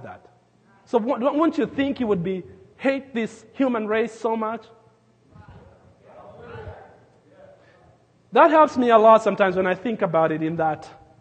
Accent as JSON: {"language": "English", "region": "Nairobi", "country": "Kenya", "tie": "born or raised there", "moved": "yes", "lives_now": "Lincoln, United States", "said": "I grew up in Nairobi, Kenya, but the place where I grew up as a kid, we were in the edge of the city"}